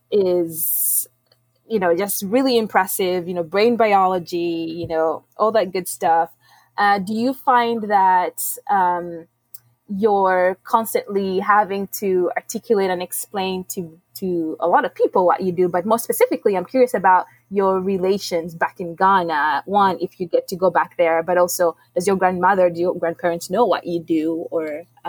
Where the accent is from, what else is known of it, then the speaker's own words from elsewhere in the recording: Kampala, Central Region, Uganda; I'm from Kampala, Uganda